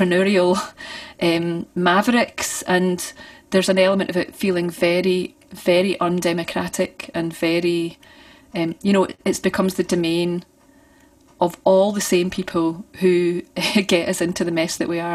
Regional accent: Forth Valley, near Banknock, Scotland, United Kingdom; I grew up on top of a hill. It's a wee place called Brayface.

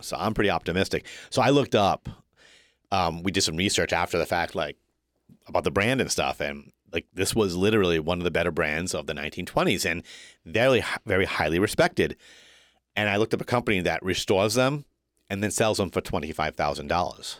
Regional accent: Woonsocket, Rhode Island, United States; This is my hometown. Born in Bread, the great city of Woonsocket

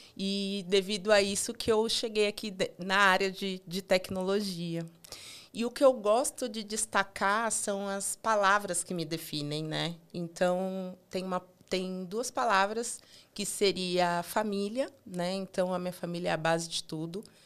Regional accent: São Paulo, Brazil; eu sempre morei em São Paulo, sou paulista, paulistana

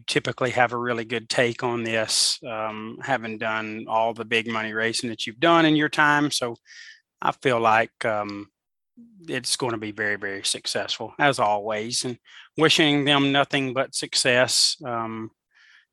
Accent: Alabama, United States; it was in my home state.

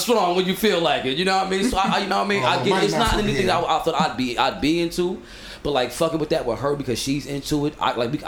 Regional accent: New York City, New York, United States; I'm from Brooklyn

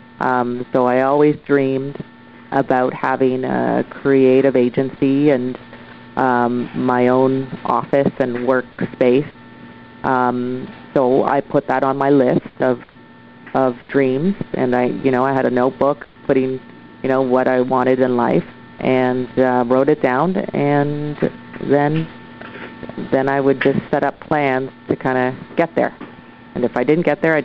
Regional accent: Oshawa, Ontario, Canada; now in Vancouver, Canada; I'm originally from Oshawa, Ontario. I moved across Canada to Vancouver, BC, and set up shop.

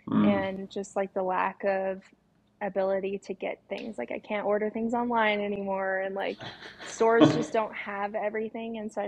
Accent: Washington, United States; I'm mainly from Washington State, but I've lived all over the place

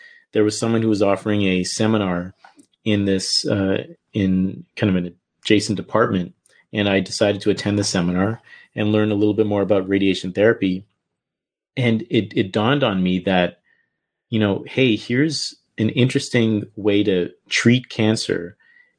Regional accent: Canada; moved away as an adult; I'm from Canada

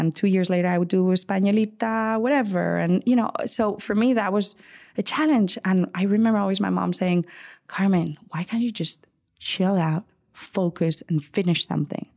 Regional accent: Madrid, Community of Madrid, Spain; moved away as an adult; now in United States; growing up in Spain

